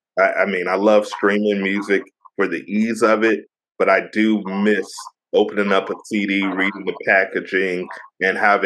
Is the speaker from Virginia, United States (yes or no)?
yes; Virginia Beach, United States; my hometown, VA